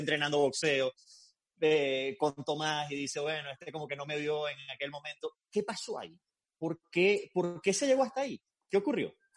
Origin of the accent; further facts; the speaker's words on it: Venezuela; now in Miami, United States; me incluyo como venezolano y como periodista